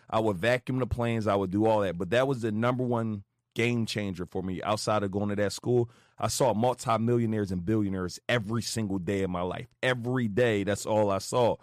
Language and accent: English; Philadelphia, Pennsylvania, United States; I grew up West Philly, literally drug-infested neighborhood